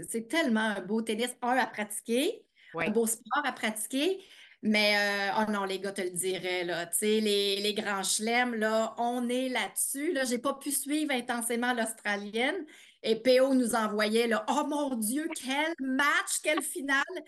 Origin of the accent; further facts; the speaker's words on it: Eastern Townships, Quebec, Canada; moved away as an adult; also born or lived in Montreal; j'ai grandi en Estrie